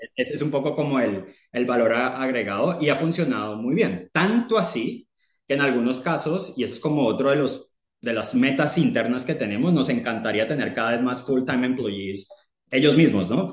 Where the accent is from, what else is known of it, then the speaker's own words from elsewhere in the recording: Colombia; moved away as an adult; now in United Kingdom; colombiano, eh, pero vivo en el Reino Unido hace nueve años